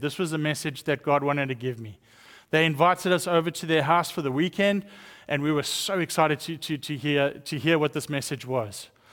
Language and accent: English; South Africa; accent: South African; moved away; growing up in South Africa, I was raised up in a Christian home